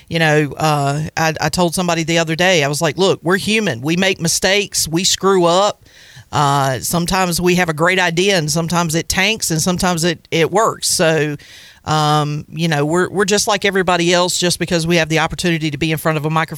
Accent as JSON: {"language": "English", "town": "Farmville", "region": "North Carolina", "country": "United States", "tie": "born or raised there", "also_born_or_lived": "Stokes, North Carolina / Wilson, North Carolina", "said": "I was born in Pitt County, actually in a little town called Stokes, and then I grew up in Farmville"}